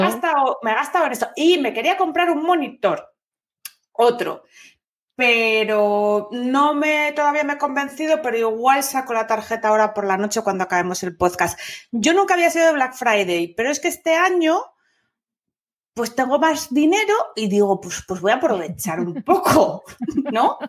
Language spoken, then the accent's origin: Spanish; Asturias, Spain; bable es lo que hablamos en Asturias